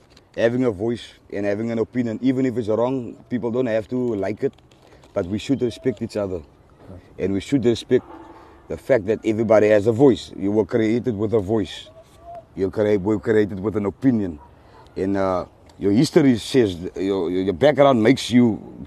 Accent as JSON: {"language": "English", "town": "Cape Town", "region": "Western Cape", "country": "South Africa", "tie": "born or raised there", "also_born_or_lived": "Friedendal", "said": "I grew up in Mitchell's Plain, so I grew up dumb"}